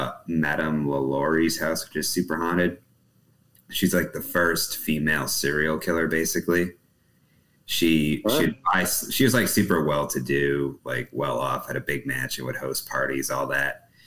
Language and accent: English; New England, United States; moved away as an adult; also born or lived in New Hampshire; now in Texas, United States; So I'm actually from New England